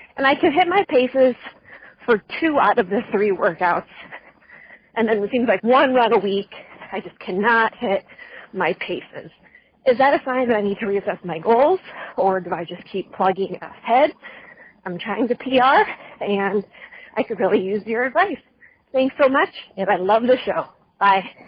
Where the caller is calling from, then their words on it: Des Moines, Iowa, United States; I'm calling from Des Moines, Iowa.